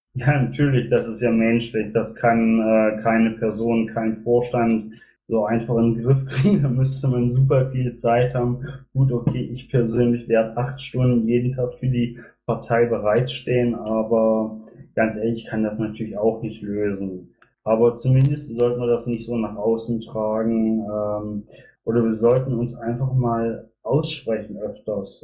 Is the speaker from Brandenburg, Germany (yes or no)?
no; Magdeburg, Saxony-Anhalt, Germany; now in Bielefeld, Germany; bin selber in Magdeburg geboren, habe selber in der DDR gewohnt, äh, daher kenne ich die strukturierte Arbeit der SED, beziehungsweise ich war Jungpionier in der DDR